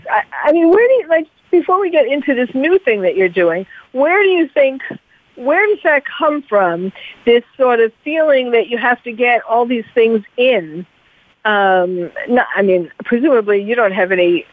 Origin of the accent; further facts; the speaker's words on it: New York City, New York, United States; I'm from New York also